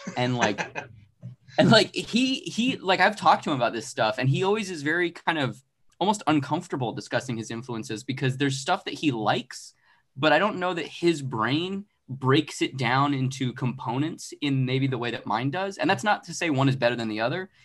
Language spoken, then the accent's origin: English; Arizona, United States; now in Los Angeles, United States; I'm originally from Arizona. Uh, I live in Los Angeles